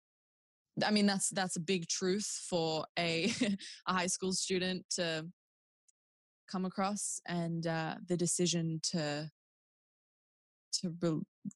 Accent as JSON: {"language": "English", "town": "Newcastle", "region": "New South Wales", "country": "Australia", "said": "A gal from Newey"}